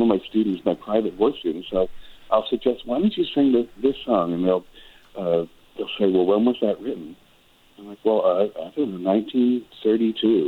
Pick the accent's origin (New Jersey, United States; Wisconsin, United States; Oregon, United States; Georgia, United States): Wisconsin, United States; moved away as an adult; also born or lived in Ironwood, Michigan / Chicago / Los Angeles; now in California desert, United States; I was born in Michigan, but lived in Wisconsin, grew up in Wisconsin, was there till I was 18